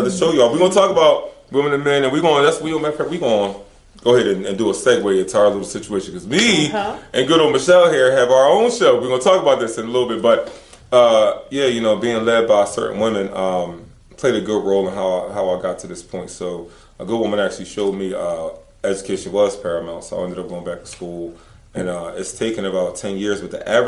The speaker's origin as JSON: {"language": "English", "town": "Philadelphia", "region": "Pennsylvania", "country": "United States", "tie": "born or raised there", "moved": "yes", "said": "growing up in Philly"}